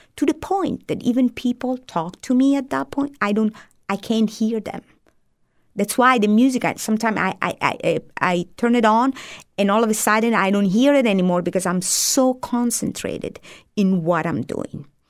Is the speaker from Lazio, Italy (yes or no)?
no; Apulia, Italy; first language Italian; English is a second language; moved away as an adult; also born or lived in Lake Como, Italy; now in United States; I moved from Lake Como to South Italy